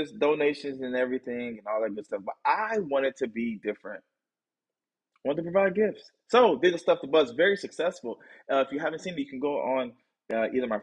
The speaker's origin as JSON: {"language": "English", "region": "Tennessee", "country": "United States", "tie": "born or raised there", "said": "That's my hometown. It's my home state. It's where I live"}